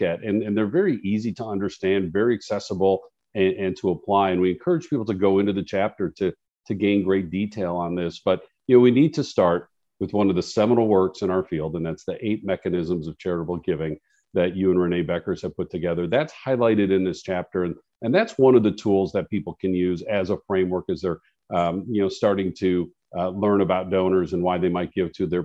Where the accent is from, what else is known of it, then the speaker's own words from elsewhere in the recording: Chicago, Illinois, United States; I grew up in Chicago